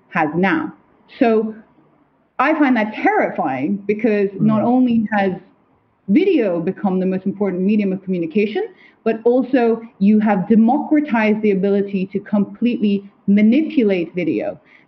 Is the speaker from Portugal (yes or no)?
no; Kathmandu, Bagmati, Nepal; moved away; I'm half Nepalese, right? I grew up in Kathmandu